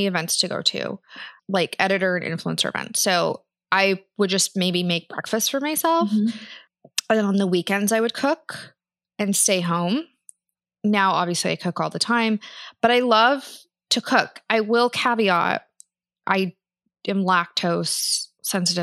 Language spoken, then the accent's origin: English; Kansas, United States; growing up in Kansas